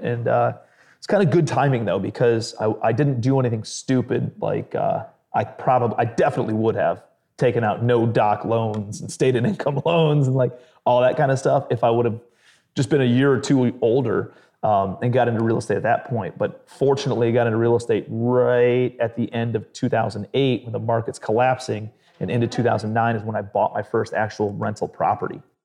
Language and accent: English; Cleveland, Ohio, United States; grew up in blue collar Cleveland, Ohio.